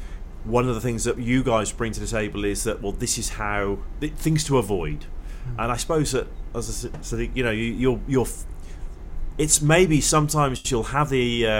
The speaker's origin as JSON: {"language": "English", "region": "England", "country": "United Kingdom", "said": "I speak as an English person"}